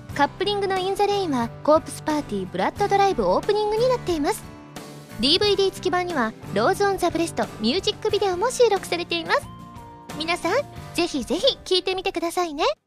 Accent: Kansai, Japan; accent: Kansai; 私は関西魂を忘れていなかった

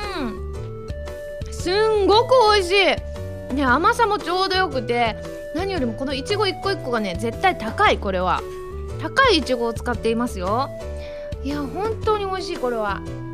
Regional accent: Osaka, Japan; moved away as an adult; now in Tokyo, Japan; 地元の大阪

